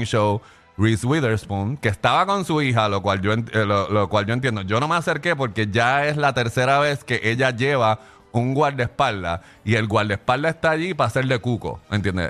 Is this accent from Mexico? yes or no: no; Puerto Rico; yo soy de Puerto Rico